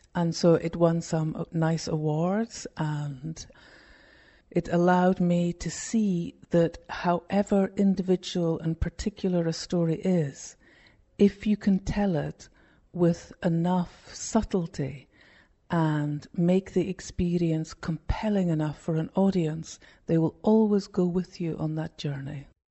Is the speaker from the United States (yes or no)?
no; Scotland, United Kingdom; moved away as an adult; also born or lived in London; When I went back to Scotland, which is my home country, from London